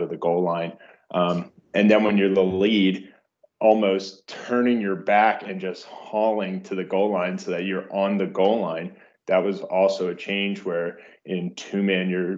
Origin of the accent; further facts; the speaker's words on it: Baltimore, Maryland, United States; grew up in the Baltimore area